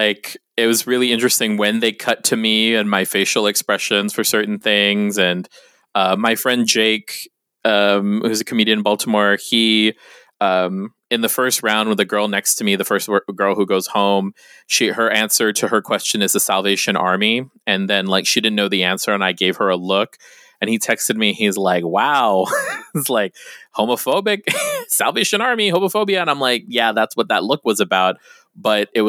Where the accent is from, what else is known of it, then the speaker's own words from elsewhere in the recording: Guam; now in San Diego, United States; when you're from Guam